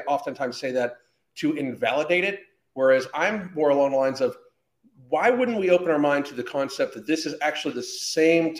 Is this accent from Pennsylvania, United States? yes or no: yes; Pittsburgh, Pennsylvania, United States; I grew up in Pittsburgh